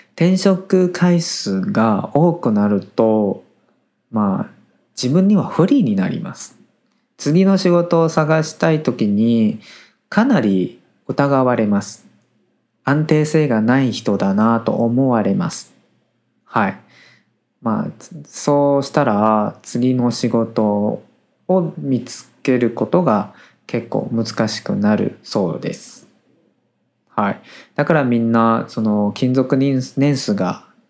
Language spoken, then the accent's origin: Japanese; Taiwan; Japanese is a second language